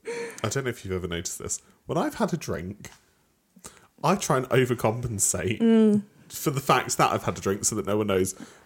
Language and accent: English; Southern England, United Kingdom; accent: Southern; But even, like, I don't think I really have like a regional accent whatsoever. You can tell you're Southern. But you know I'm British.